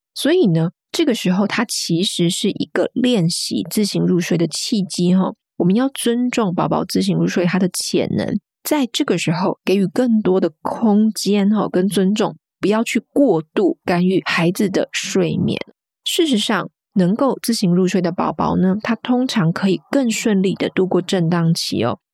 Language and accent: Chinese; Kaohsiung, Taiwan; now in United Kingdom; 我是台湾南部人，我是高雄人